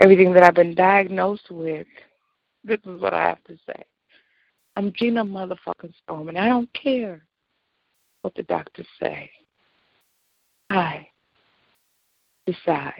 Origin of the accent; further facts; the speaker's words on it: Illinois, United States; I'm from Illinois.